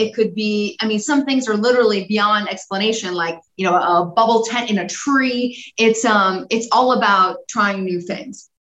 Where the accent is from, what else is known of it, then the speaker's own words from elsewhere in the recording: Los Angeles, California, United States; I grew up in Los Angeles